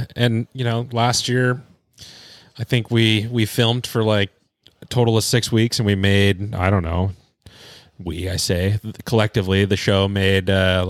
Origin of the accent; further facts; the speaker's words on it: Seattle, Washington, United States; I grew up here in the Seattle area